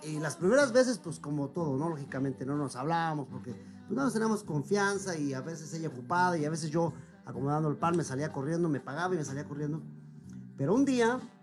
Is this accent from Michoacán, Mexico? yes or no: yes; Zitácuaro, Michoacán, Mexico; moved away as an adult; also born or lived in Mexico City; now in Brooklyn, United States; me tuve la fortuna de que mi mamá me llevara a Michoacán. Y ahí fue donde empecé a hacer uso de memoria